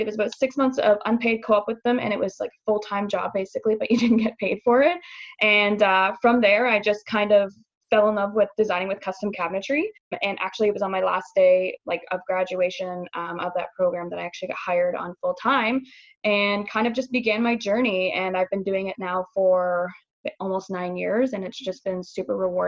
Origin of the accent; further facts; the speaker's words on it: Midland, Ontario, Canada; moved away as an adult; now in Windsor, Canada; I am originally from Midland, Ontario. I moved to Windsor about 3 years ago